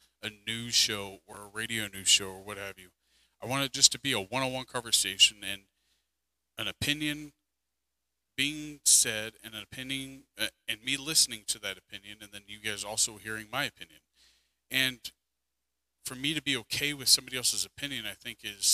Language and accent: English; United States; as an American citizen